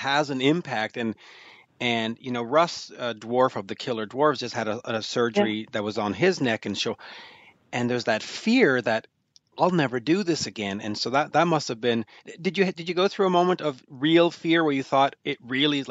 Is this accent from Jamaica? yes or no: no; Canada; growing up in Canada